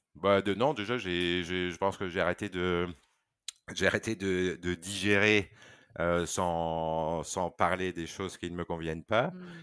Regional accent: Belgium; moved away as an adult; now in Condé-en-Brie, France; je suis belge, donc j'ai fait mes études en Belgique

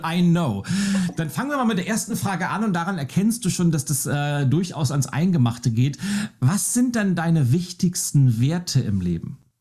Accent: Lübeck, Schleswig-Holstein, Germany; ich bin ja in, in Lübeck aufgewachsen

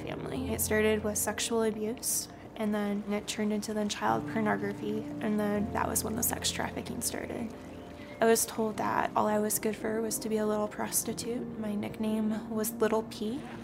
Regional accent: Canada; I'm originally from Canada

